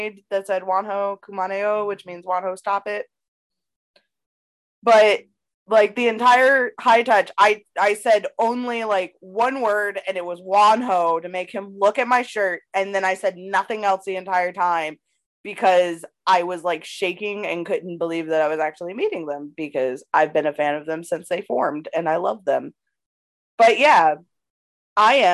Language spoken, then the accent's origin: English; Knightdale, North Carolina, United States; accent: country; I grew up in Knightdale, North Carolina